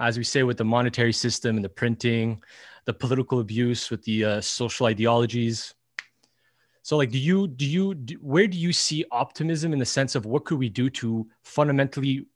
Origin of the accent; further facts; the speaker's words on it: Montreal, Quebec, Canada; we're in Canada, we're from Montreal